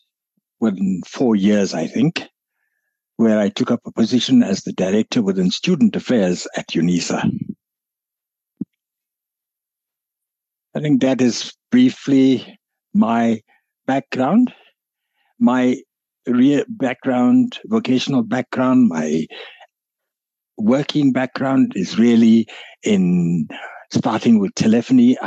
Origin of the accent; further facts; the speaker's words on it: Mount Edgecombe, KwaZulu-Natal, South Africa; also born or lived in Pietermaritzburg; I was born in Mount Edgecombe, in the north of Durban, in a little village.